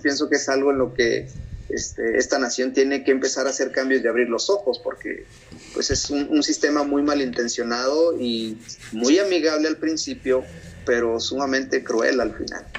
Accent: Mexico; moved away as an adult; now in United States; mi cultura como mexicano

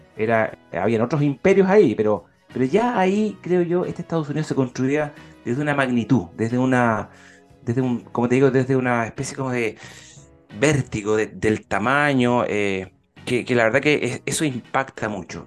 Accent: Concepción, Biobío, Chile; yo que soy de Concepción, de la zona

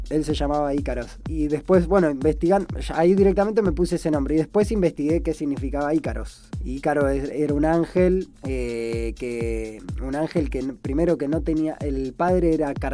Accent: Brazil; Porque es verdad, Vengo de Brasil.

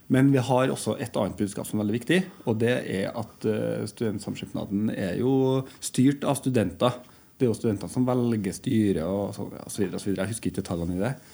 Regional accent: Trondheim, Trøndelag, Norway; also born or lived in Oslo; Jeg er jo født og oppvokst i Trondheim, da.

